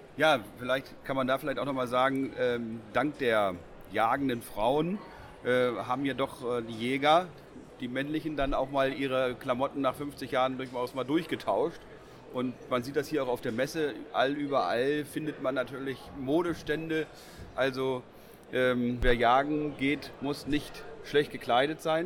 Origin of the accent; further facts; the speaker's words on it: Northern Germany, Germany; bei uns im Norden